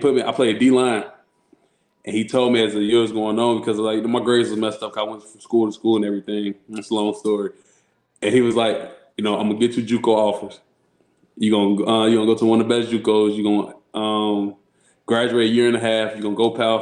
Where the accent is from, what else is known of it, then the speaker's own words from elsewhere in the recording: Chicago, Illinois, United States; also born or lived in Rockford, Illinois; I grew up in Chicago